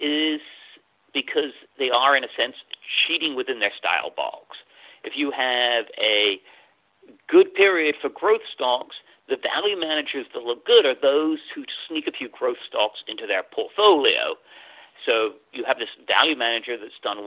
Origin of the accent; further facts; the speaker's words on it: England, United Kingdom; moved away as an adult; also born or lived in London; now in United States; I wasn't born in the U.S. I was born in England, and I had most of my education there.